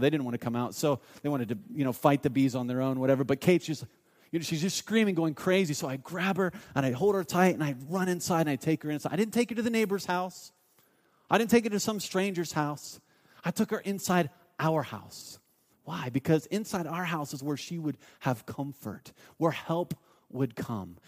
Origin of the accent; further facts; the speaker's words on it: Mount Vernon, Ohio, United States; I grew up in a town, um, called Mount Vernon, Ohio